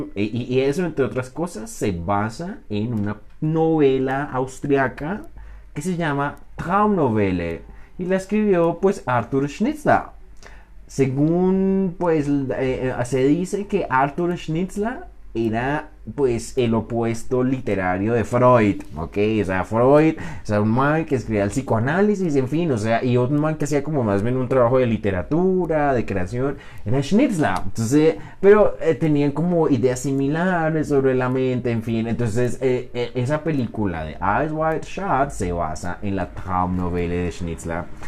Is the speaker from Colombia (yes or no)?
yes; Colombia; Soy un colombiano